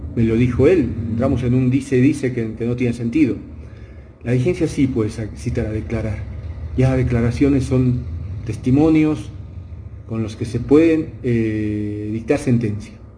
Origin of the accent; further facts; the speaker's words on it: Bolivia; hablo como fútbol boliviano